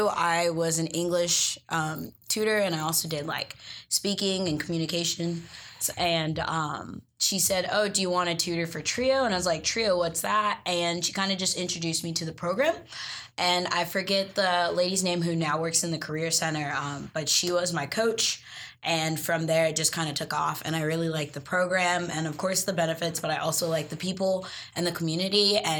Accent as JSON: {"language": "English", "town": "Austin", "region": "Texas", "country": "United States", "also_born_or_lived": "Kenya", "moved": "yes", "lives_now": "Raleigh, United States", "said": "I'm a senior here at State. I'm originally from Austin, Texas, Longhorn forever"}